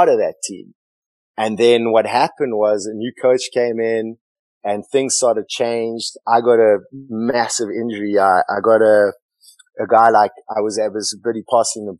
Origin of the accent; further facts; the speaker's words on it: Johannesburg, Gauteng, South Africa; moved away; Johannesburg, which was like my hometown